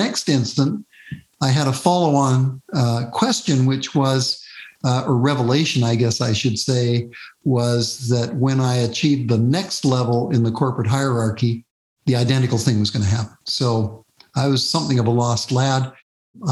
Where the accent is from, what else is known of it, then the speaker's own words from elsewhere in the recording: Vancouver, British Columbia, Canada; I grew up in Vancouver